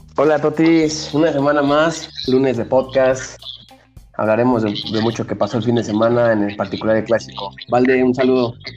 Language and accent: Spanish; Mexico; para nosotros como mexicanos